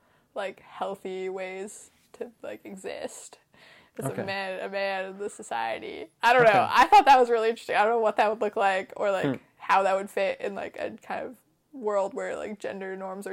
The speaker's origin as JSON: {"language": "English", "area": "Vancouver Island", "region": "British Columbia", "country": "Canada", "said": "I'm from Vancouver Island"}